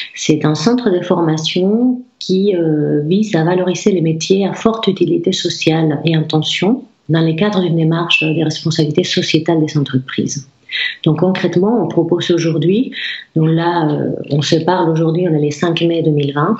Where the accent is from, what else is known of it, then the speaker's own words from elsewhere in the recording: Basque Country, Spain; French is a second language; moved away as an adult; now in Rennes, France; je viens du Pays Basque